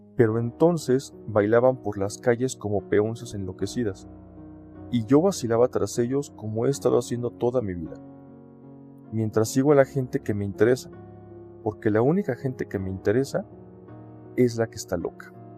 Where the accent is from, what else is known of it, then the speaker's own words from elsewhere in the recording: Mexico; also born or lived in Toluca, State of Mexico; soy mexicano y vivo en Toluca, Estado de México